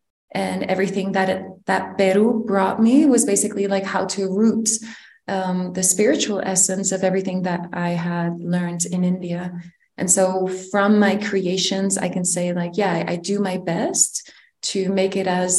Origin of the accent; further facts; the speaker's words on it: Netherlands; I am originally from the Netherlands, but I was raised in multiple countries, which is why the way I navigate in life, or let's say my cultural inheritance is quite mixed.